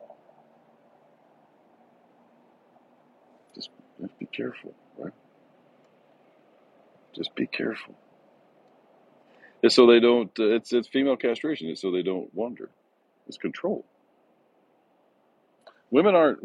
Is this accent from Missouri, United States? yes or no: no; Texas, United States; moved away as an adult; now in Ringgold, United States; born and raised in Texas, man. I've been a Texas resident all my life until now